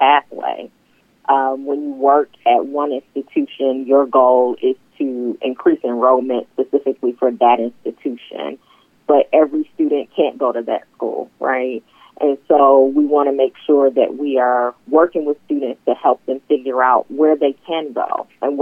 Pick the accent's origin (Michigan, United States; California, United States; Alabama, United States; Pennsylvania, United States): Michigan, United States; Detroit; now in Franklin, United States; I am originally from Detroit, born and raised